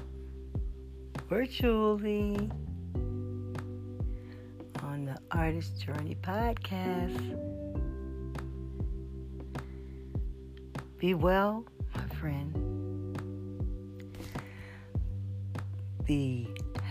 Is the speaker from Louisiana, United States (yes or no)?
yes; New Orleans, Louisiana, United States; I'm from New Orleans and we eat catfish and crawfish